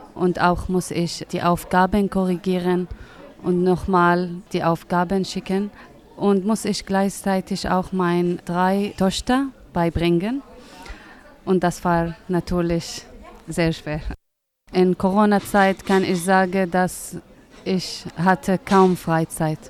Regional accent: Syria; German is a second language; moved away as an adult; now in Greifswald, Germany; Ich komme aus Syrien

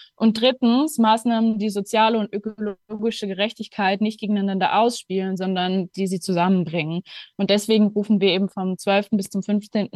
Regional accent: Luxembourg; moved away as an adult; now in Berlin, Germany; Ich komme ursprünglich aus Luxemburg und lebe mittlerweile seit zweieinhalb Jahren in Berlin

